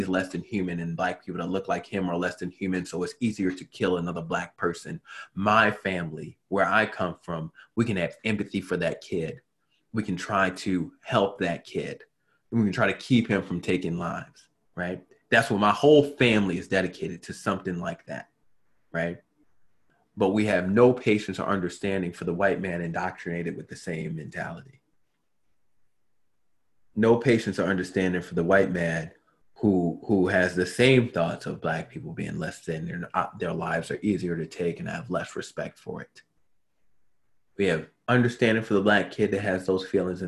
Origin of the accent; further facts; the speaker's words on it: Baltimore, Maryland, United States; I come from Baltimore